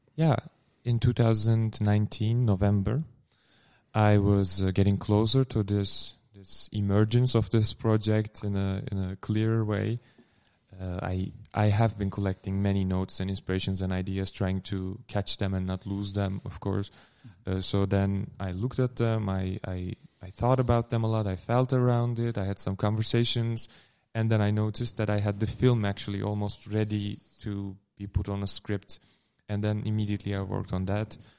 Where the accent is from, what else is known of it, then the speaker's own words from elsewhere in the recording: Turkey; English is a second language; moved away as an adult; also born or lived in Amsterdam, Netherlands; now in Netherlands; I am from Turkey. I moved here in 2015 for my studies at the Gerrit Academy in Amsterdam